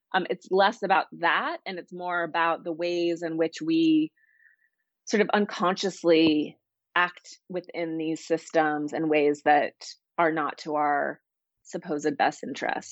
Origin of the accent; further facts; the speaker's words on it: Montana, United States; now in Los Angeles, United States; I grew up in Montana